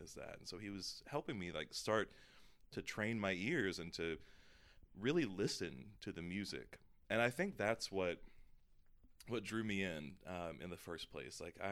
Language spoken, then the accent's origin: English; Georgia, United States; moved away; I grew up in the South in Georgia